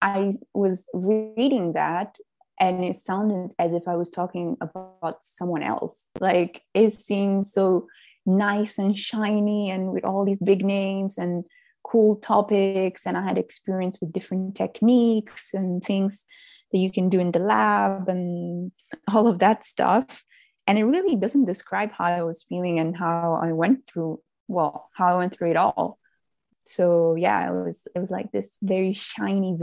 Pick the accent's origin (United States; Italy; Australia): Italy; also born or lived in Netherlands; I came back to Italy, my home country